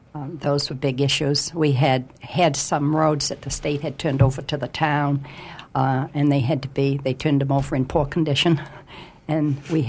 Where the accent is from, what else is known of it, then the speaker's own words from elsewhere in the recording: Union, Maine, United States; in Union, my hometown